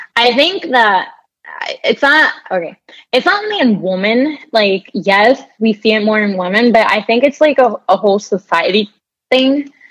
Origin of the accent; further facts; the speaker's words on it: Puerto Rico; now in Miami, United States; I was born and raised in Puerto Rico.